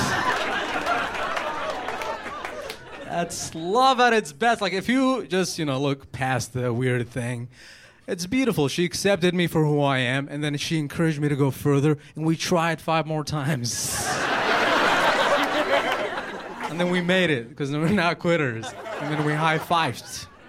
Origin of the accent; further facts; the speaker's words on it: United States; been here for 15 years. I'm an American. Like, I know my people.